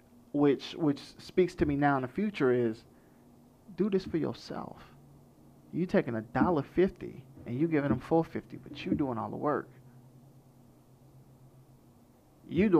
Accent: Orlando, Florida, United States; I grew up in Orlando, Florida

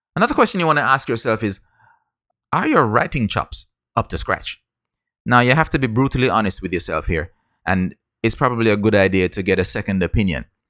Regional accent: Jamaica; I grew up in Jamaica

